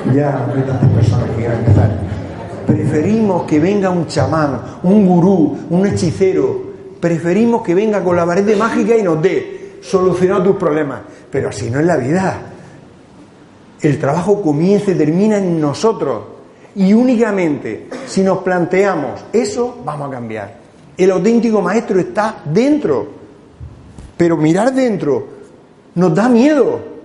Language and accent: Spanish; Cartagena, Region of Murcia, Spain; moved away; El venir aquí a mi tierra. Porque yo soy de Cartagena y soy de Murcia y soy español